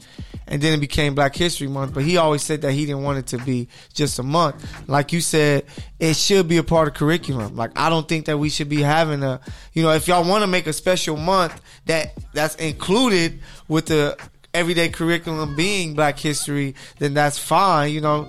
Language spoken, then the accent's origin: English; Inglewood, California, United States; Don't you know I'm from Inglewood?